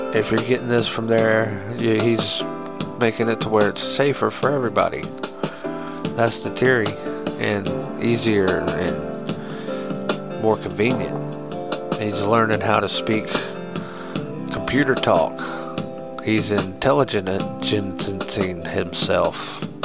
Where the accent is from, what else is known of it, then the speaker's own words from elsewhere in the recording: United States; we're American